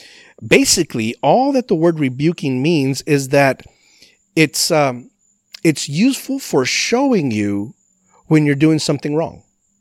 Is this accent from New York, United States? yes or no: no; El Paso, Texas, United States; moved away as an adult; I grew up in El Paso, Texas, far, far, far west Texas, as far west Texas as you can possibly get. And I didn't leave El Paso till I was 18 years old when I moved to San Antonio to go to Bible college.